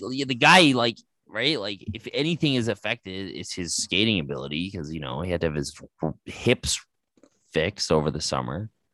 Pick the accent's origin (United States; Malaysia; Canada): Canada; Calgary, Alberta; my hometown